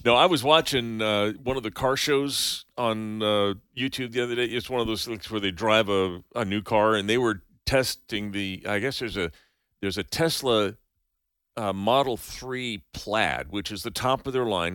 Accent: Santa Cruz, California, United States; now in Colorado Springs, United States; where I grew up in Santa Cruz, California

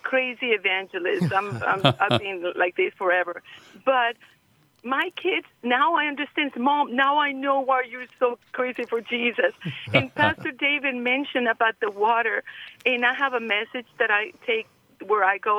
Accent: Costa Rica; I'm from Costa Rica

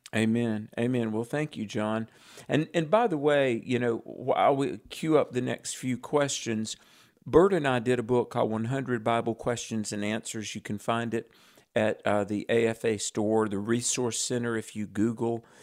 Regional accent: North Carolina, United States; my home state, yay, North Carolina

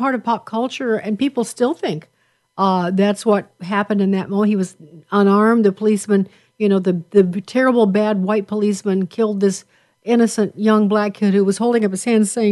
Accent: Chicago, Illinois, United States; we're both from Chicago, at least Chicago-centric

